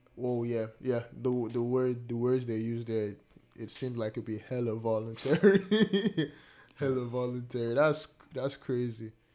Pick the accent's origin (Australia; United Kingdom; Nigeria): Nigeria; now in Canada; my home country, Nigeria